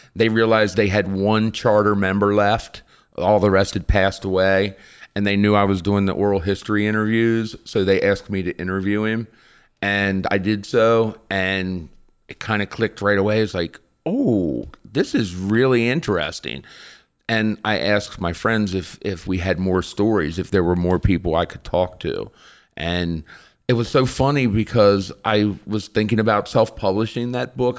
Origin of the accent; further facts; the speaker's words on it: Eastern Shore, Maryland, United States; my growing up on the Eastern Shore